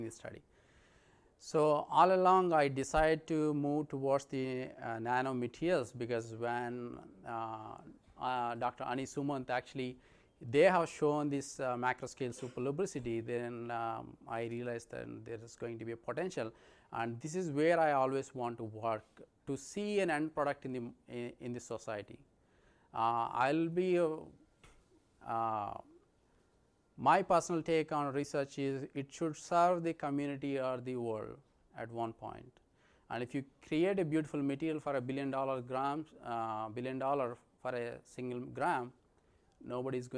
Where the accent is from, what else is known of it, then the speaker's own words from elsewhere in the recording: India; moved away as an adult; I'm from India